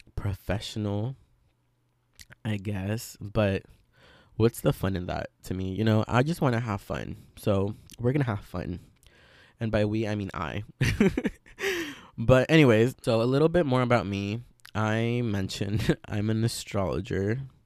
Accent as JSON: {"language": "English", "region": "Veracruz", "country": "Mexico", "tie": "born or raised there", "moved": "yes", "lives_now": "United States", "said": "I grew up in Veracruz along with a lot of the curanderismo that surrounds it"}